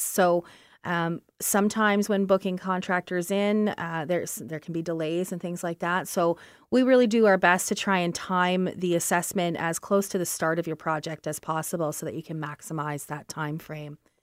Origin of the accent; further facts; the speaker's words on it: Brantford, Ontario, Canada; I come from Brantford